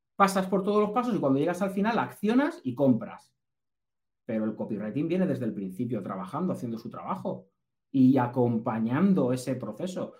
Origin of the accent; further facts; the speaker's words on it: Castilla-La Mancha, Spain; also born or lived in Basque Country; somos manchegos. Yo soy, yo soy vasco, pero nacido en La Mancha